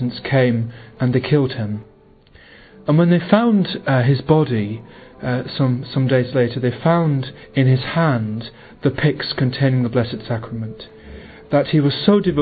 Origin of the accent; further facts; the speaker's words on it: England, United Kingdom; I'm from England, I'm 22